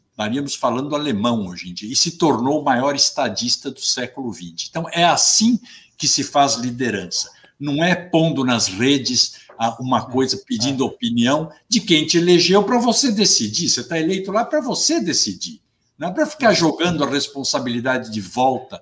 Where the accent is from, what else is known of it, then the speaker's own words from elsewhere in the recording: Brazil; todos somos brasileiros